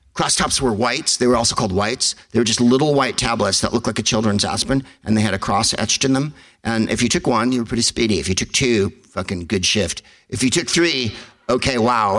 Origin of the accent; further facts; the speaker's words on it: San Carlos, California, United States; I went to see Divine when I was a teenager because I'm from San Carlos